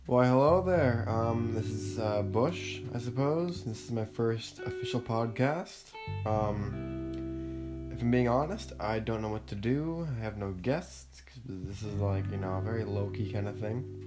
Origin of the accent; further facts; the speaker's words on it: Ontario, Canada; I was born in Canada in a small shitty town near Ottawa